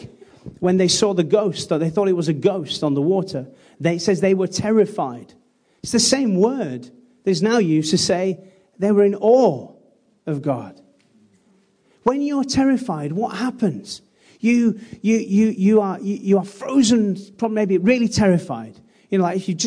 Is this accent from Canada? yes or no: no; United Kingdom; British people